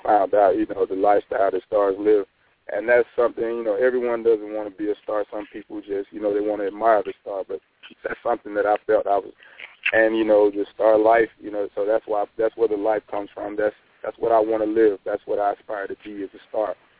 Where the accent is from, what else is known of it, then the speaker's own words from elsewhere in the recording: Douglas, Georgia, United States; My hometown, which is Douglas, Georgia.